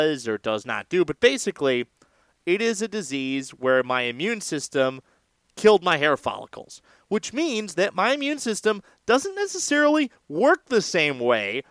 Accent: California, United States; I am a Californian

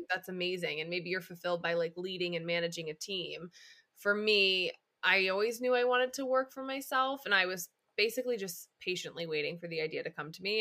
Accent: Upstate New York, United States; moved away as an adult; now in Los Angeles, United States; I am an upstate New Yorker turned West Coaster. I live in L A and have for the past five years

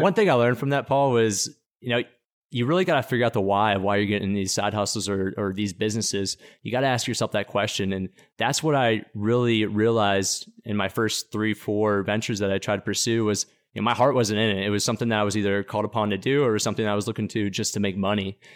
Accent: Pittsburgh, Pennsylvania, United States; I'm from Pittsburgh, Pennsylvania. I always like to say that because Pittsburgh's, the people that come from Pittsburgh are known as these blue-collar steelworkers, and, and, and they're really hardworking individuals, and I like to say that because that's really where I think I get my work ethic from, growing up there

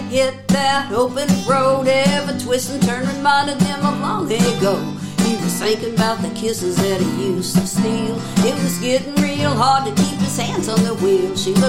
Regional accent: St. Louis, Missouri, United States; moved away; also born or lived in Nashville; I'm a Missouri. I'm from St. Louis, so I'm a Missouri mule

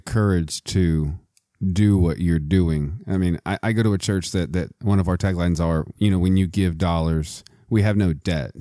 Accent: Midland, Texas, United States; I'm also from Texas. I'm from Midland, Texas

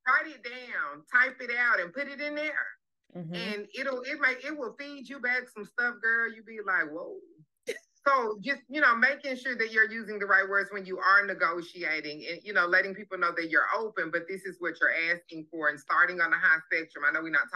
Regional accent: Pine Bluff, Arkansas, United States; I'm from Pine Bluff, Arkansas

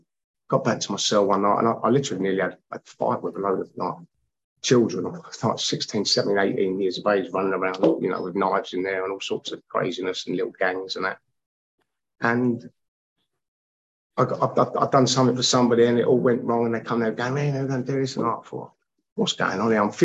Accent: London, United Kingdom; I grew up with a lot of Irish people, a lot of travelling people that I grew up with around West London

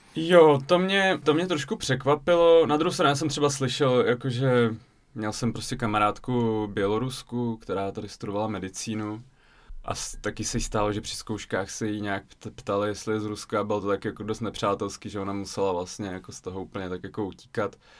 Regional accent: České Budějovice, South Bohemian Region, Czechia; also born or lived in Voronezh, Russia / Zlín; now in Prague, Czech Republic; já jsem vlastně vyrůstal v Ledenicích a potom v Českých Budějovicích od pěti let

